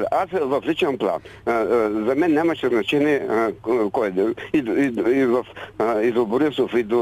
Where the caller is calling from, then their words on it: Burgas, Burgas Province, Bulgaria; Госпожо Великова, да … от Бургас съм.